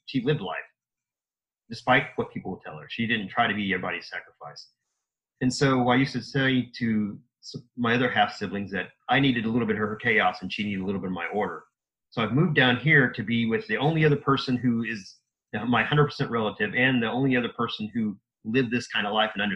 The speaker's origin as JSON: {"language": "English", "region": "Indiana", "country": "United States", "tie": "born or raised there", "said": "I was born and raised in Indiana, so a Hoosier."}